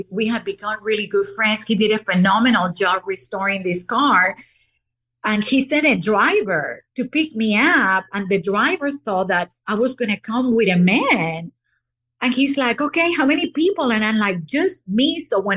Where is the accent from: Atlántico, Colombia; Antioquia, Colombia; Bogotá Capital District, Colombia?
Atlántico, Colombia; Barranquilla; now in United States; in Barranquilla, Colombia, my hometown